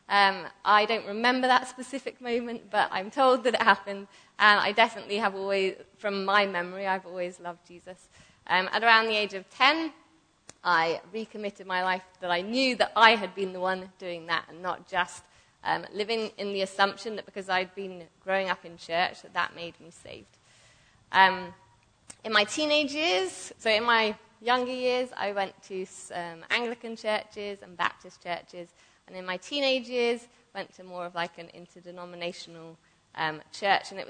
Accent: Buckinghamshire, South East England, United Kingdom; moved away; I'm from England, Buckinghamshire

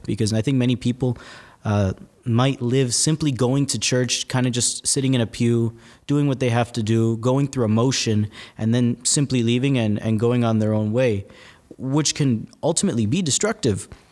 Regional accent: West New York, New Jersey, United States; I'm originally from a faraway place called New Jersey

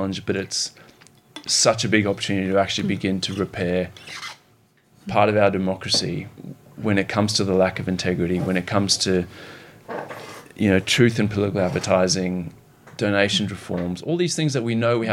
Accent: Zimbabwe; now in Australia; growing up in Zimbabwe, seeing the political and economic turmoil there

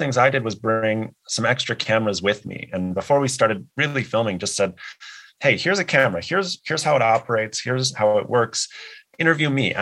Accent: United States; I'm American, I'm white, I'm not Indigenous

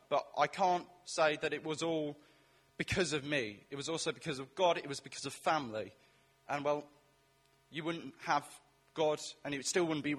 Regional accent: Welsh, Wales, United Kingdom; also born or lived in Chipping Campden; me being Welsh

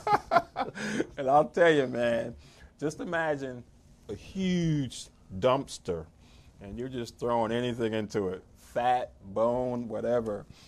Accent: New Jersey, United States; moved away as an adult; also born or lived in Laurel, Maryland; now in Maryland, United States; I'm originally from New Jersey

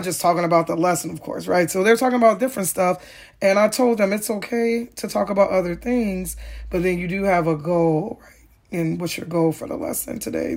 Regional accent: Chicago, Illinois, United States; growing up in Ogier Gardens

